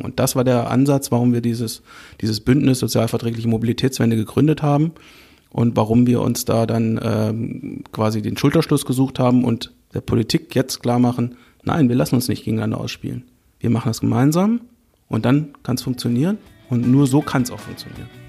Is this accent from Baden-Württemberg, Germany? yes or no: no; Northern Hesse, Germany; ich komme aus Nordhessen